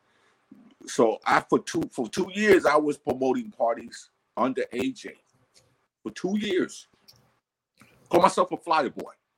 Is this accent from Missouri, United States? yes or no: no; New York City, New York, United States; I was born in the South Bronx, 64 years old.